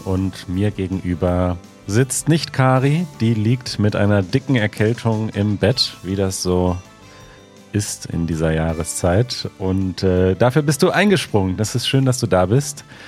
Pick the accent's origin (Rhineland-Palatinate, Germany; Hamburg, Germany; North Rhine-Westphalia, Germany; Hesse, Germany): North Rhine-Westphalia, Germany; Münsterland and Ruhr area; now in Berlin, Germany; Ich bin in Westdeutschland, in Nordrhein-Westfalen, im Münsterland im weitesten Sinne, Münsterland und Ruhrgebiet aufgewachsen